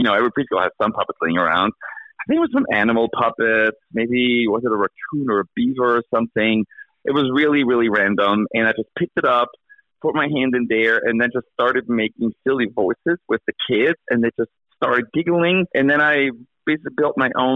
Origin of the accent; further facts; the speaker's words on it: Austria; moved away as an adult; now in Albany, United States; I grew up in Austria